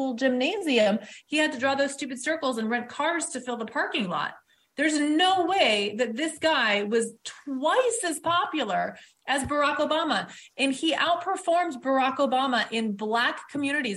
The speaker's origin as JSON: {"language": "English", "town": "Detroit", "region": "Michigan", "country": "United States", "tie": "born or raised there", "said": "I was born in Detroit"}